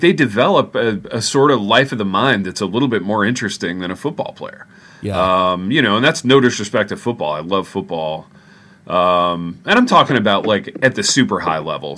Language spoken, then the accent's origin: English; Indiana, United States; now in Jackson, United States; I'm from Indiana.